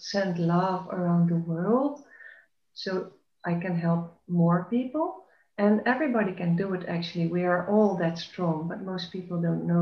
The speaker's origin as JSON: {"language": "English", "country": "Netherlands", "tie": "born or raised there", "moved": "yes", "lives_now": "Belgium", "said": "I was born in the Netherlands, and I took on the Belgian nationality. I live in Belgium now"}